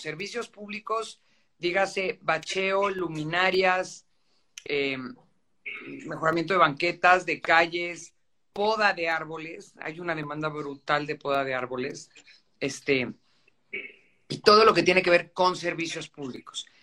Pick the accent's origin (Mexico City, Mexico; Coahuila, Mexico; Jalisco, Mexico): Mexico City, Mexico; also born or lived in Guadalupe Inn; Yo nací, crecí en San Ángel y es obviamente una colonia a la que le tengo mucho, mucho cariño